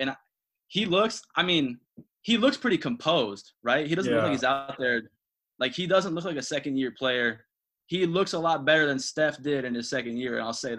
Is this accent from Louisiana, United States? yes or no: no; San Mateo, California, United States; I was born in San Mateo in the South Bay, and so obviously I grew up being a Warriors, 49ers, Giants fan